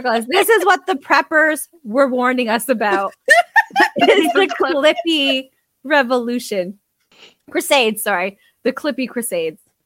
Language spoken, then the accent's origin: English; Canada; we're Canadian.